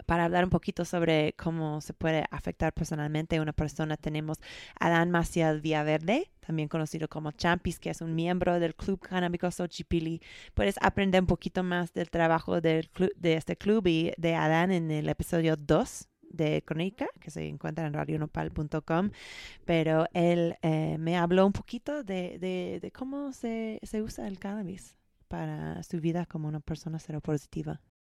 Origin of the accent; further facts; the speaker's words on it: San Francisco, California, United States; soy de San Francisco, California